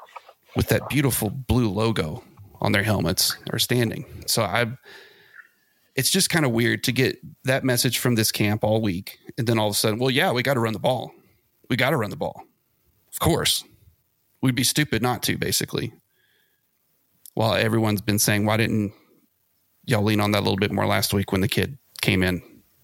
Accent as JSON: {"language": "English", "area": "small town near Abilene", "region": "Texas", "country": "United States", "tie": "born or raised there", "said": "my town was too small for Burger King too, Luke. We had to go to the big city. We had to go to Abilene, the key city."}